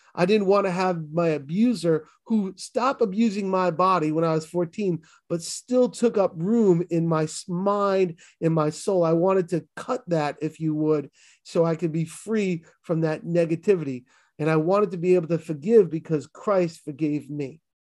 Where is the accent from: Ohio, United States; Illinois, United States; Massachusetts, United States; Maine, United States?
Massachusetts, United States; Boston; accent: Boston; my Boston accent